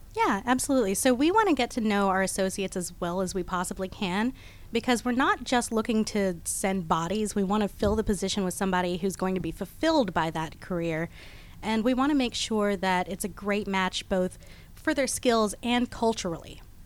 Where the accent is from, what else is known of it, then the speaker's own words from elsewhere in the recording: Houston, Texas, United States; now in Atlanta, United States; I was born in Houston, Texas, but I've been in Atlanta since 1993, so I'm a Georgia girl at this point